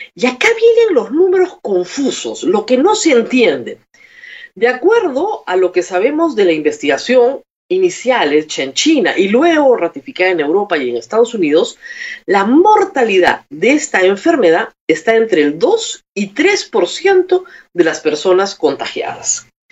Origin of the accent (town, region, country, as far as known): Peru